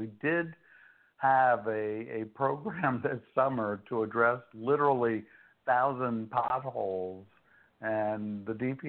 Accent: Tenafly, New Jersey, United States; I grew up in Tenafly

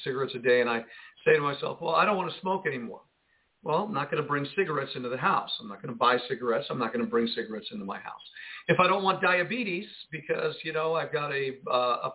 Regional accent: United States; We grew up in the United States with these TV shows

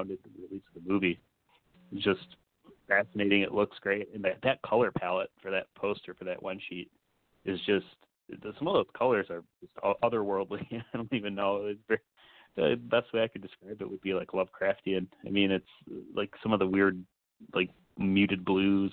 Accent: Michigan, United States; I'm from Michigan

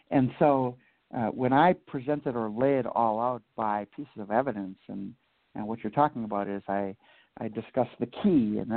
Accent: New Orleans, Louisiana, United States; I am from New Orleans, yeah.

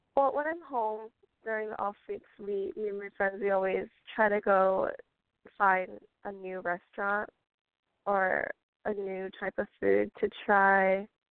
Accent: California, United States; also born or lived in Colorado; there are so many great schools in California that are within 25, 30 minutes of where I'm from

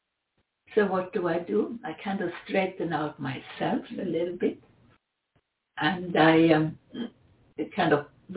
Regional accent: Sweden; accent: Swedish; English is a second language; my Swedish accent

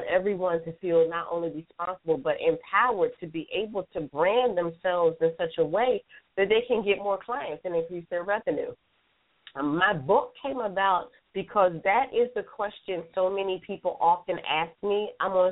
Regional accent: Philadelphia, Pennsylvania, United States; now in Atlanta, United States; I'm born and raised in Philadelphia. I actually live in Atlanta, Georgia now

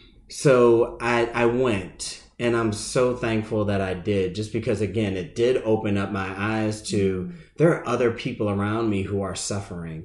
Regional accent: Massachusetts, United States; now in Charlotte, United States; I'm originally from the Massachusetts area

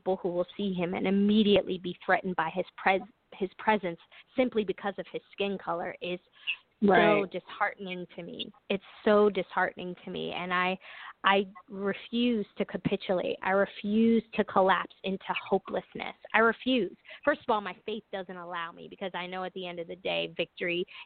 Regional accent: New York City, New York, United States; I'm from New York, because I've always thought of myself growing up in New York City during the 70s and 80s and early 90s

